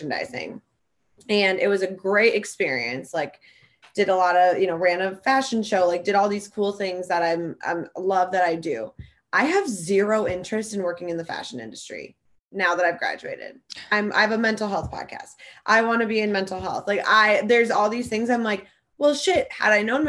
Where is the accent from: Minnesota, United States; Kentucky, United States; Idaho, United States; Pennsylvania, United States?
Minnesota, United States; Stillwater; I'm from Stillwater, Minnesota